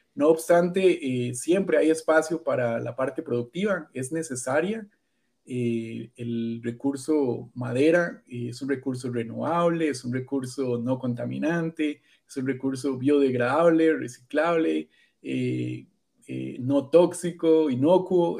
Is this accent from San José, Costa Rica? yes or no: no; near Alajuela, Costa Rica; yo nací en realidad acá en Costa Rica, eh, en el borde del Valle Central, de las montañas, en una ciudad cerca de, Alajuela